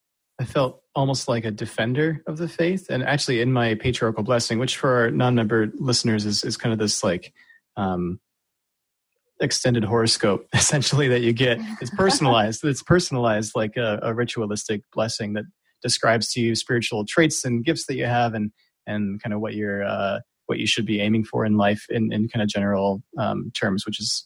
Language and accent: English; Virginia, United States; In Virginia, near DC.